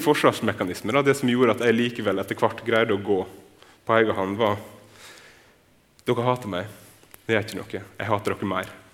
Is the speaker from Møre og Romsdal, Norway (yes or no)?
yes; Torvikbukt, Møre og Romsdal, Norway; Jeg vokste opp på Nordmøre. Jeg vokste opp i ei bygd som heter Torvikbukt